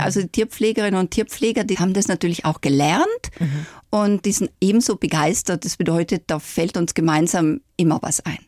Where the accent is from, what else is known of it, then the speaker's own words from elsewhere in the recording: South Tyrol, Trentino-Alto Adige, Italy; now in Nuremberg, Germany; meine Kindheit in Südtirol